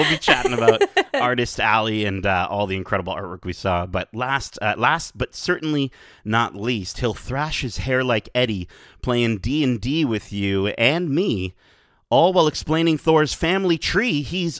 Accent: Canada; We are Canadian.

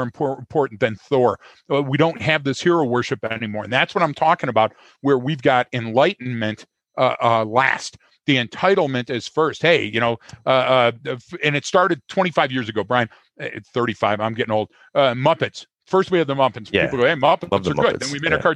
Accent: Detroit, Michigan, United States; everybody that I know, specifically growing up in Detroit, was in the food service industry

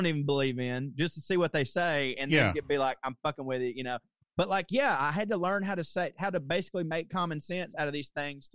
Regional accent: Chickamauga, Georgia, United States; moved away; also born or lived in New York; I'm from Chickamauga, Georgia

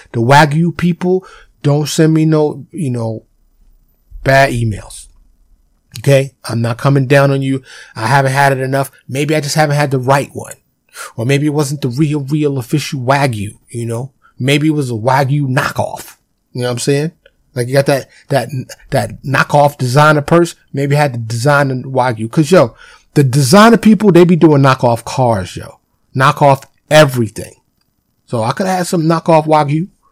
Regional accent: New York City, New York, United States; I was born and raised in Harlem in the South Bronx, you know, in New York City

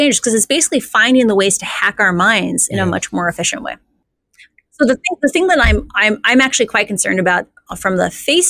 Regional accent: Midwest, United States; Like I grew up in the Midwest. It's like we have a lot of like Scandinavian culture of like you don't think you're special.

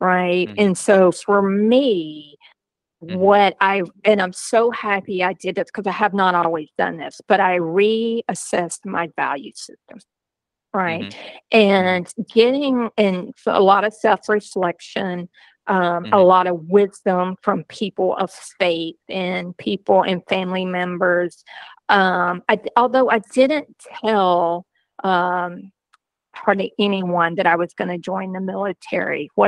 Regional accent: Georgia, United States; I grew up on a beef cattle farm in a small southern town in Georgia

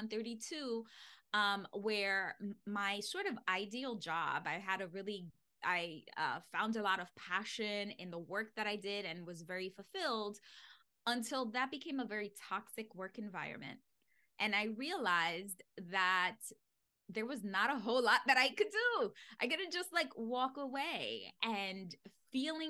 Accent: New York City, New York, United States; I grew up in the Bronx. It is the poorest borough in New York City.

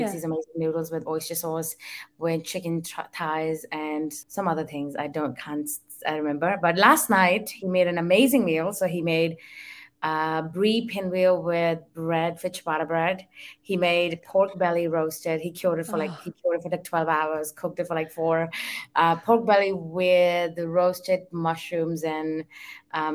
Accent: Delhi, India; moved away; where I come from, so I'm from Delhi, but I come from a very traditional household

